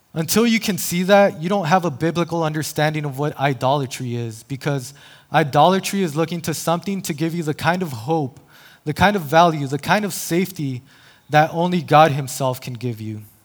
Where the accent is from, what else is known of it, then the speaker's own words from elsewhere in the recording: El Paso, Texas, United States; now in San Diego, United States; born and raised in El Paso, Texas